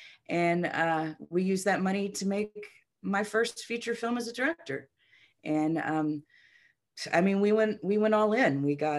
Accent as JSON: {"language": "English", "region": "Texas", "country": "United States", "moved": "as an adult", "lives_now": "California, United States", "said": "Just because I came from Texas and I don't want to live in Hollywood"}